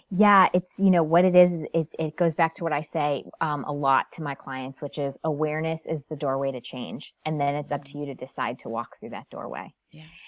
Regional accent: Connecticut, United States; born and raised in Connecticut, very small town.

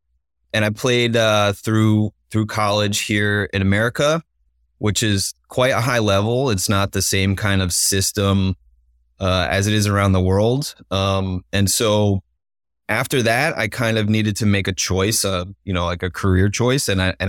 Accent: New Jersey, United States; When I was a kid, I grew up in New Jersey, just 30 minutes outside.

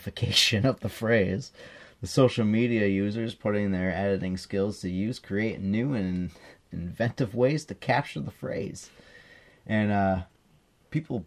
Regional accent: United States; I'm American

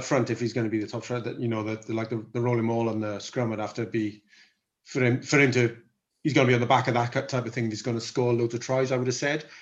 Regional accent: Welsh, Wales, United Kingdom; we're both Welsh

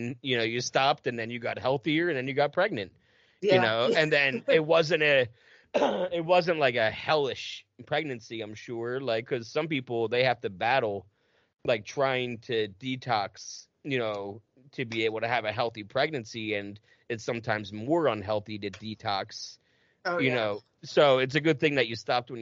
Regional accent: New Jersey, United States; I'm from Jersey

